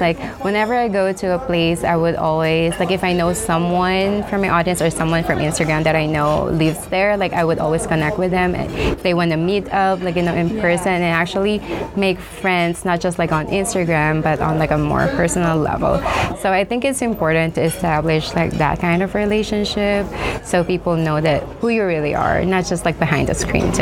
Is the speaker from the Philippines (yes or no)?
yes; Manila, Metro Manila, Philippines; moved away; also born or lived in United States; I was born and raised in the Philippines, so most of my life in the Philippines was just in Manila.